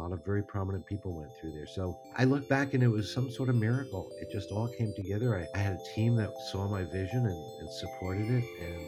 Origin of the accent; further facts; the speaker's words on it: Great Neck, New York, United States; moved away as an adult; also born or lived in Virginia / Mexico / Germany / San Francisco; Well, I grew up in Great Neck, New York, and studied like all kids do and did okay in school and went to college at the University of Virginia